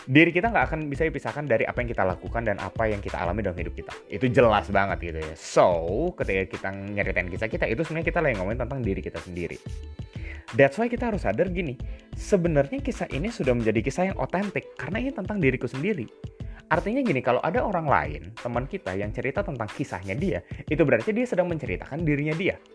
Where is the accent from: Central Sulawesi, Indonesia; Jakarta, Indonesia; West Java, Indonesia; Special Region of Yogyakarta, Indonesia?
West Java, Indonesia; now in Malang, Indonesia; Aku Sunda